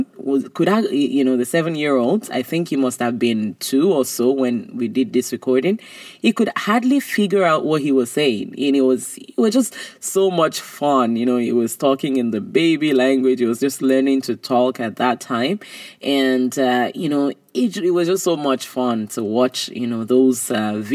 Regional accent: Nigeria; I was growing up in Nigeria

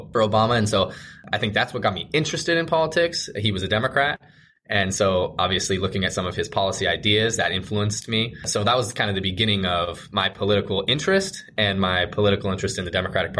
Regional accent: South Snohomish County, Washington, United States; I was born and raised in South Snohomish County

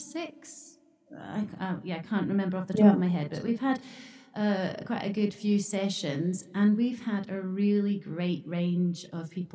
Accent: Scotland, United Kingdom; moved away as an adult; now in Japan; I grew up in Scotland

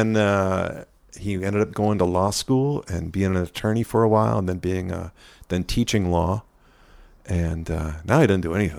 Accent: Claremont, California, United States; Outside of LA, a town called Claremont.

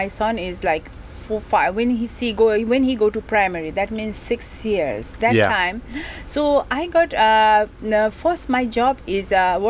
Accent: Kathmandu, Bagmati, Nepal; English is a second language; moved away as an adult; now in Hong Kong; And I come from, I grown up in Kathmandu, from Kathmandu.

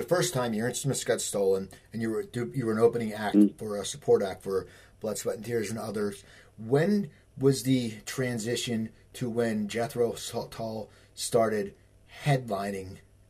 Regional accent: outside Philadelphia, Pennsylvania, United States; I live right now, and I grew up outside Philadelphia

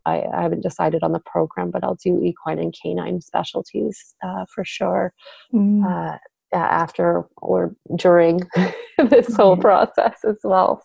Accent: Vancouver, British Columbia, Canada; now in Cowichan Valley, Canada; I grew up actually in Vancouver, so on the Lower Mainland in uh, in BC, British Columbia

